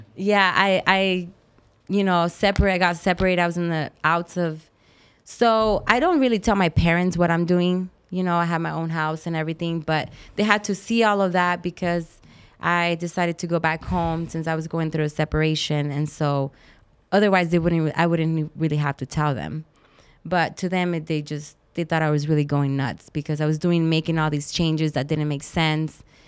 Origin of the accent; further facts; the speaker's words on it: Tucson, Arizona, United States; moved away; I grew up in Tucson